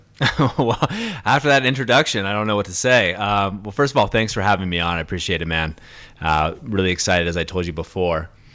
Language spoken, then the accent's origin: English; Orange County, California, United States; I grew up in Orange County, which is you know no more suburbia